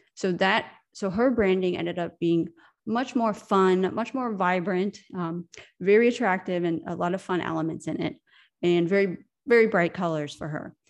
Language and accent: English; United States; moved away as an adult; now in Europe; I'm American, I'm from America, but I live in Europe, and I moved here ten years ago